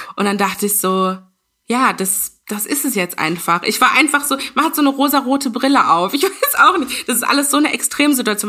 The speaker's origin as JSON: {"language": "German", "country": "Ghana", "said": "ich bin aus Ghana"}